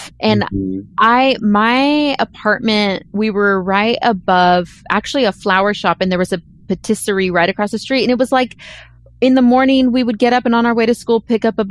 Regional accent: California, United States; We're from California

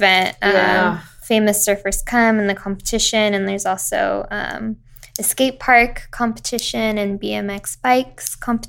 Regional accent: Huntington Beach, California, United States; I'm from Huntington.

